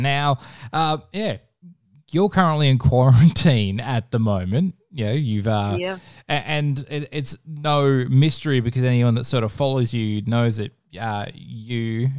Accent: Western Australia, Australia; I'm Western Australian

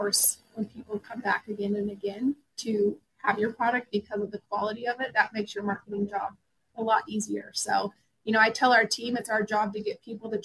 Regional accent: Montana, United States; I grew up in Montana in a ranching community

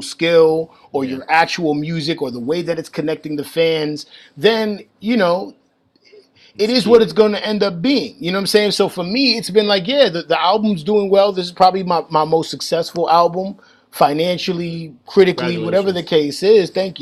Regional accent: New York, United States; I grew up in New York

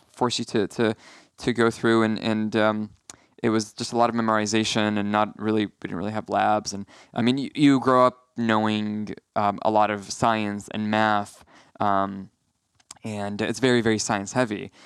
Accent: Aleppo, Aleppo Governorate, Syria; moved away as an adult; also born or lived in Santa Monica, California / San Diego; now in Los Angeles, United States; I'm from Aleppo

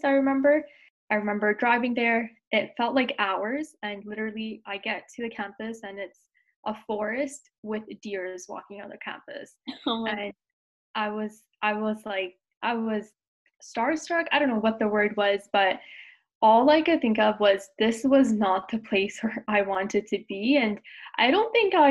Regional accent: Toronto, Ontario, Canada; also born or lived in Brampton; I was born and raised in Toronto

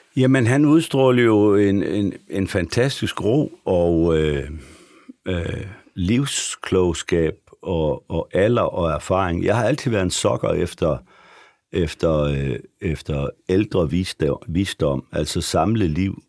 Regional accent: Frederikshavn, North Denmark Region, Denmark; moved away as an adult; also born or lived in Aarhus; nu kommer jeg fra Frederikshavn, som er en meget lang

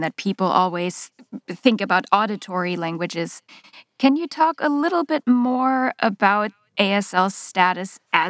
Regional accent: Germany; now in United States; Growing up in Germany, the secondary educational system is very different in Germany than what it is here.

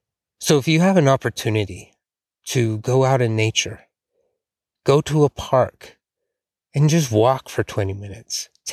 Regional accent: Rocky Mountains, United States; I grew up near the Rocky Mountains, right at the foothills of the Rocky Mountains.

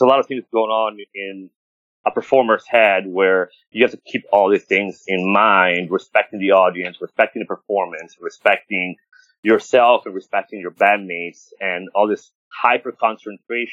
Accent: Rome, Lazio, Italy; now in United States; I was born and raised in Rome

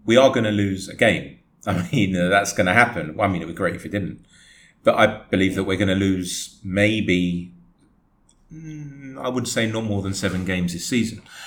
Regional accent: England, United Kingdom; I am English, born and raised there, but I've got Greek blood.

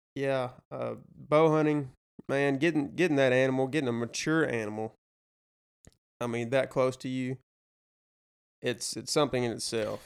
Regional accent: Damascus, Arkansas, United States; I am from Damascus, Arkansas. Grew up with these two fine fellows over here.

